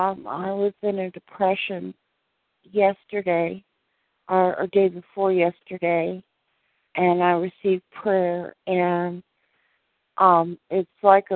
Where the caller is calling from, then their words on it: Tucson, Arizona, United States; I'm calling from Tucson, Arizona.